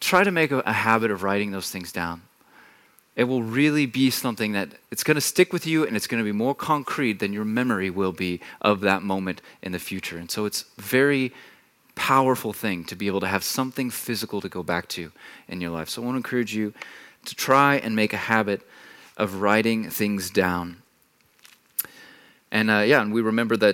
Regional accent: Texas, United States; moved away as an adult; now in Germany; I'm not a native here. I come from Texas

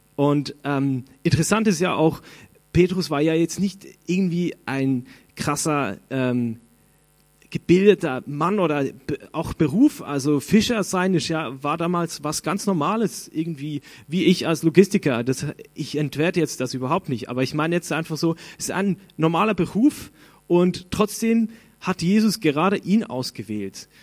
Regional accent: Switzerland; Ich bin Schweizer

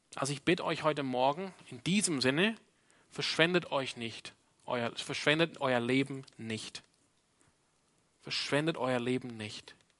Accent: Australia; now in Freiburg, Germany; meine Prägung als Australier

